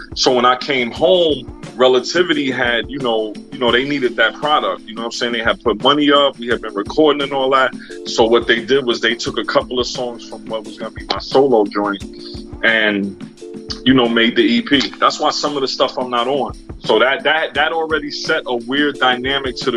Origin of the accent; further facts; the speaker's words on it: New York, United States; also born or lived in Cleveland, Ohio / North Carolina; now in Houston, United States; I'm in Houston, Texas right now. I'm a New Yorker. I'm an East Coast boy.